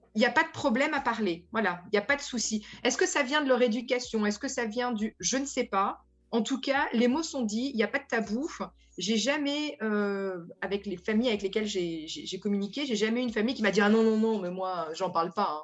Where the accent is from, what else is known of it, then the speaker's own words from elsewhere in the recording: France; moved away as an adult; now in Netherlands; je suis française, donc je viens avec mon bagage de française